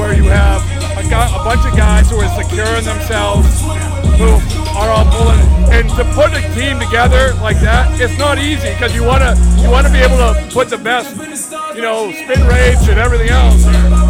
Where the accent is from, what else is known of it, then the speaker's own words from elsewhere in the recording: Boston, Massachusetts, United States; I'm from Boston.